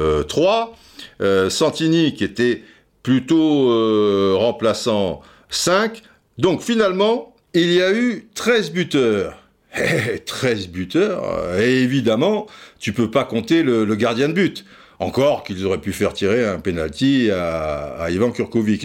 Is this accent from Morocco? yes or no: no; France; nous on est français